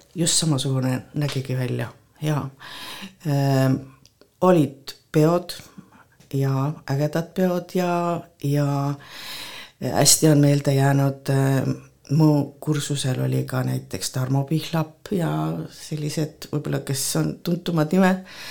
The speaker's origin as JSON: {"language": "Estonian", "town": "Kohtla-Järve", "region": "Ida-Viru County", "country": "Estonia", "tie": "born or raised there", "moved": "yes", "lives_now": "Põltsamaa, Estonia", "said": "ma sündisin Kohtla-Järvel"}